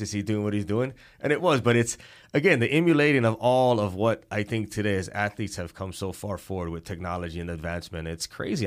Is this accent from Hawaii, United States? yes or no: yes; Hawaii, United States; growing up in Hawaii